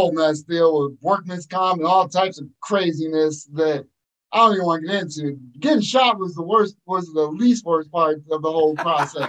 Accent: Erie, Pennsylvania, United States; moved away as an adult; growing up in Erie, Pennsylvania

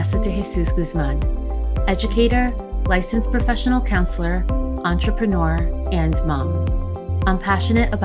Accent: New York City, New York, United States; also born or lived in New Jersey; Growing up in New York City and Jersey, I always had MLK Day off from school

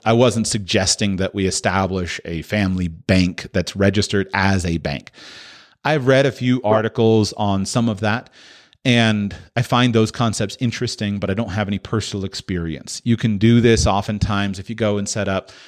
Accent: United States; I'm American

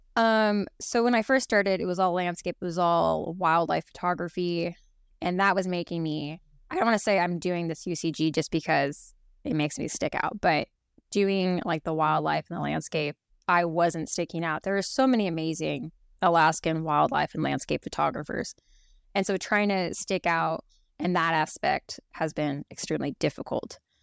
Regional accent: Oregon, United States; now in Kenai, United States; I grew up in Oregon

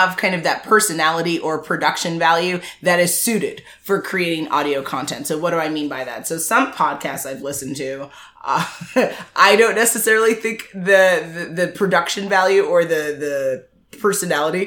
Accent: Jamaica; I'm Jamaican.

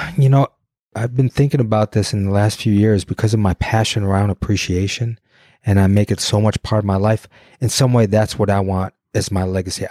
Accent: Detroit, Michigan, United States; I'm from Detroit

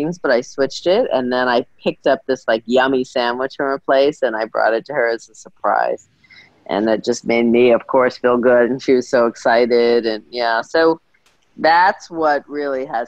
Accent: New York, United States; I've always been a fashion girl, growing up in New York

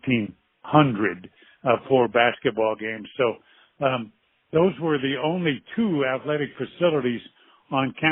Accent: Midwest, United States; moved away; I grew up in the Midwest

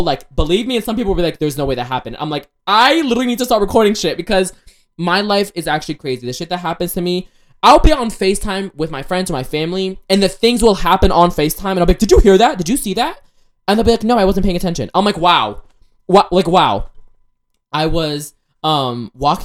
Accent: Ohio, United States; I was born in Ohio

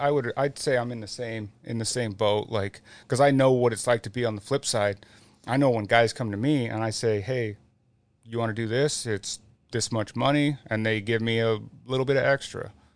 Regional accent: Utah, United States; growing up in Utah and being around it and having family that is in it

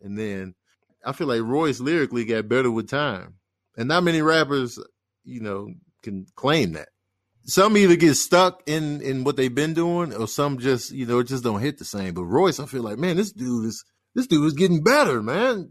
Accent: Chicago, Illinois, United States; moved away; growing up in Chicago

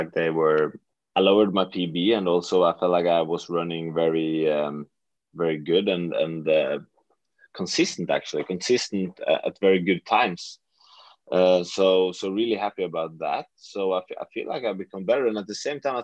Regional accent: Western Norway, Norway; moved away as an adult; now in Oslo, Norway; I'm from a very, very small place in the western part of Norway

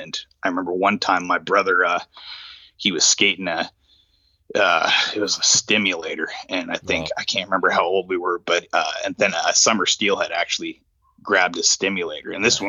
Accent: Issaquah, Washington, United States; there was a local fly shop where I grew up in Issaquah, Washington

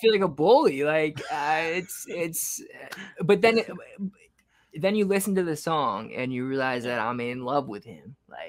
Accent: New Zealand; I'm from New Zealand.

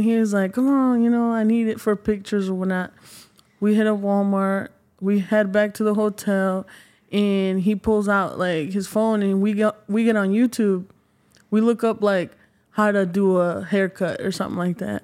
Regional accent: Mexico; moved away; I'm originally from Mexico

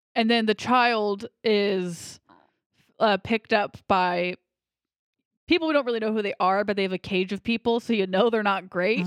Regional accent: United States; I'm American

